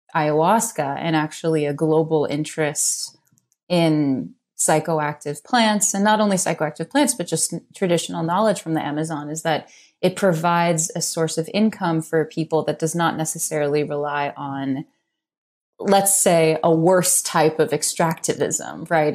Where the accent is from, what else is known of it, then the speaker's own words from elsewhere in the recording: New York City, New York, United States; I grew up in New York City